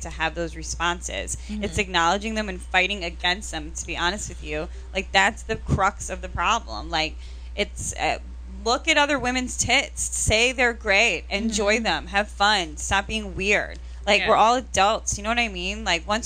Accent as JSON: {"language": "English", "region": "Massachusetts", "country": "United States", "moved": "yes", "lives_now": "New York City, United States", "said": "I'm from Massachusetts"}